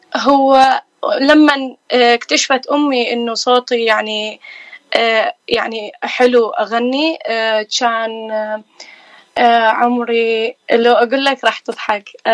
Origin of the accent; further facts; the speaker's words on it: Iraq; now in California, United States; أنا من العراق آه، كلدانية صار لي آه، هنا بأمريكا 15 سنة